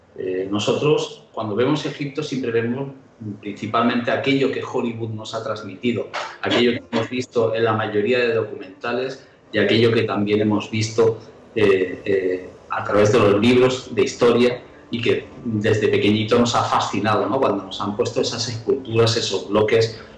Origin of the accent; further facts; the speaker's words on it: Nîmes, Occitania, France; Yo nací en Francia y había unas ruinas romanas en la ciudad donde yo nací que se llama Nimes.